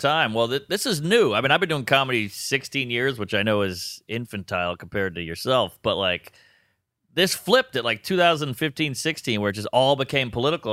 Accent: New Orleans, Louisiana, United States; moved away as an adult; now in New York, United States; I'm from New Orleans.

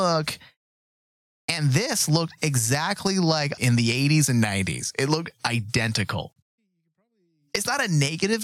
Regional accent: Tucson, Arizona, United States; I grew up in Old Tucson

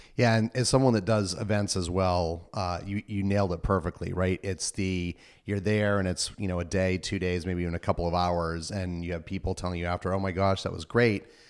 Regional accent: Northeast, United States; now in East Bay, United States; I'm from the Northeast

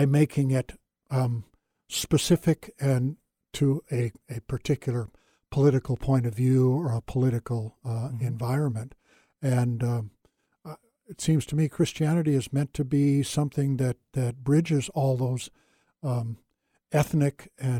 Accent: India; I grew up in India and played with Indian kids, and color made no difference.

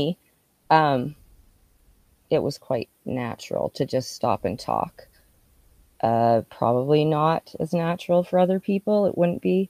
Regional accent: Regina, Saskatchewan, Canada; also born or lived in Calgary / Moose Jaw / Maple Creek; So I was born in Saskatoon, but we moved a lot before I was six. So we were like Saskatoon, Calgary, Moose Jaw, then ended up in Regina. And I grew up most of the time there.

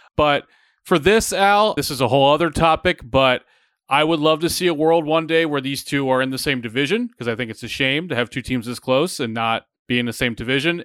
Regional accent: Atlanta, Georgia, United States; moved away; I grew up in a city that's on an, on an island in Atlanta where there's, you're not nearby any team.

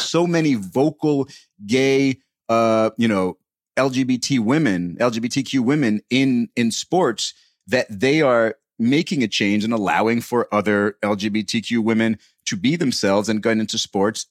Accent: United States; as an American

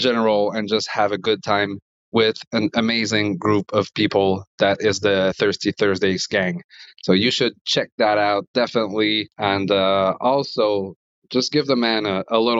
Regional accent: Montreal, Quebec, Canada; I am from Montreal

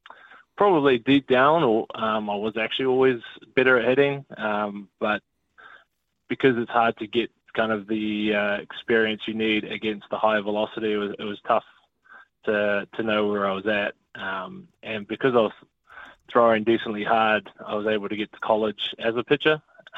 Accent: Hauraki, Auckland, New Zealand; So I've born and raised in Halepakaranga, went to school out here, and yeah, played for the local club my whole life.

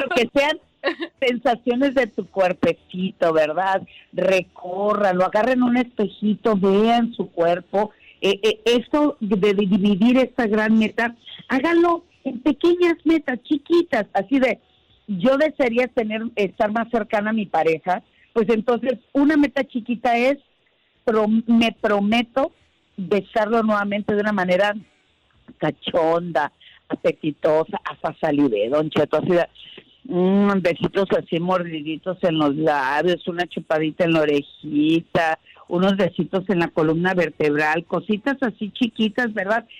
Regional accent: Sinaloa, Mexico; moved away; desde mi tierra que llegué hoy por la mañana y me recibió un tremendo desayuno sinaloense.

